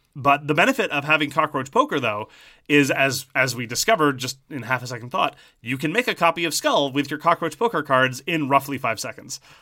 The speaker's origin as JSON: {"language": "English", "country": "Canada", "said": "as a Canadian"}